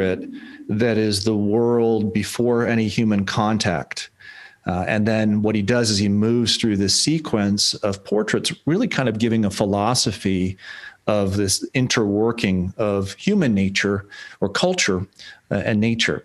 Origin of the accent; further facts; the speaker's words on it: Lake Winnipesaukee, New Hampshire, United States; moved away as an adult; also born or lived in England / Texas; where I grew up in Lake Winnipesaukee, New Hampshire